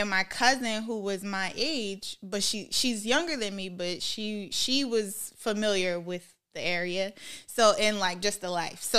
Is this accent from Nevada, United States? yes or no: no; Minnesota, United States; accent: Minnesota accent; being just in on Stratford, it's like I still had my Minnesota accent.